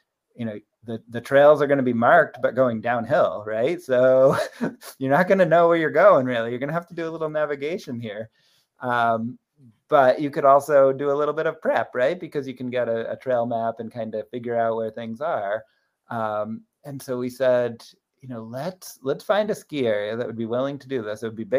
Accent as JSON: {"language": "English", "town": "Littleton", "region": "New Hampshire", "country": "United States", "tie": "born or raised there", "said": "growing up in Littleton, I was always over in the Crawford Notch, Bretton Woods area."}